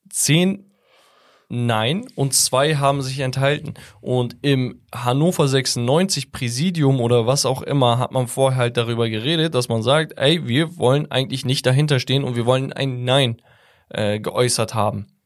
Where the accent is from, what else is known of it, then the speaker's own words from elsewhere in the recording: Italy; Der Anreiz für mich als Italiener, die Bundesliga zu schauen wäre, wenn ich ein Ciro Immobile bei Dortmund hätte